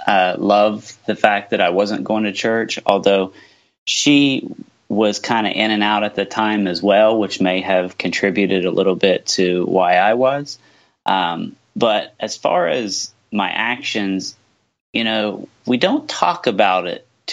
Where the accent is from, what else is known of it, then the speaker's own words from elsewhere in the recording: southeastern Ohio, United States; I'm from the United States, from southeastern Ohio. I live right on the river, the Ohio River, between Ohio and West Virginia